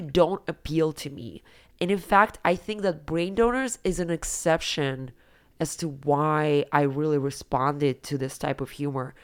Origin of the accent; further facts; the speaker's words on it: Siberia, Russia; moved away; when I was growing up in Siberia